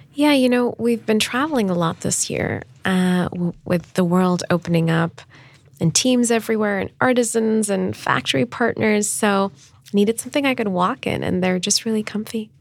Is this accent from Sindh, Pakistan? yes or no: no; Islamabad, Islamabad Capital Territory, Pakistan; moved away as an adult; also born or lived in Stanford, California / Dubai; growing up in Pakistan. I thought I would always live in my hometown of Islamabad